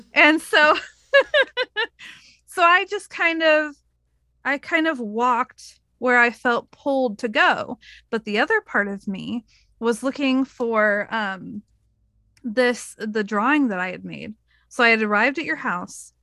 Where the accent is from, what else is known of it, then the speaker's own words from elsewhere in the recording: Oregon, United States; I told her I was from Oregon